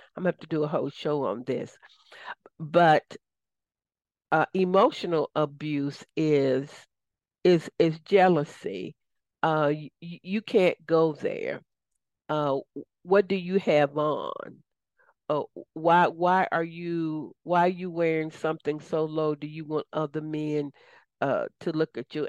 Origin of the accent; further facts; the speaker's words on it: the South, United States; accent: southern; my southern accent may not align with everybody